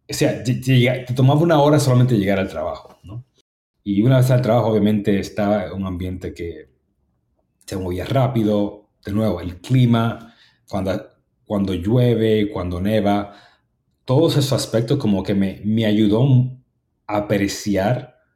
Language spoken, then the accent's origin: Spanish; New York, United States; como yo crecí en, el mundo que yo crecí, en Harlem, en el Southern Bronx, ah, con bajos recursos